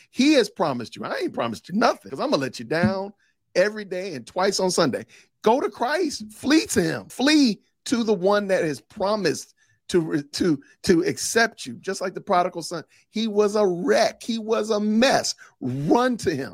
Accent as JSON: {"language": "English", "town": "Chicago", "region": "Illinois", "country": "United States", "tie": "born or raised there", "said": "I was raised in Chicago, Illinois"}